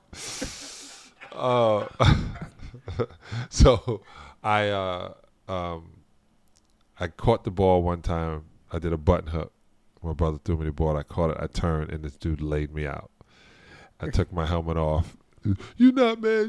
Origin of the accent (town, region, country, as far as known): New York City, New York, United States; born or raised there